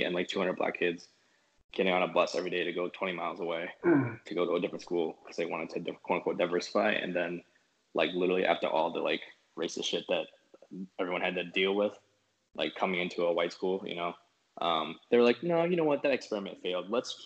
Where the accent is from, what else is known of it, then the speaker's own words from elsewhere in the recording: Memphis, Tennessee, United States; I grew up in Memphis and in the like inner city and then like the city proper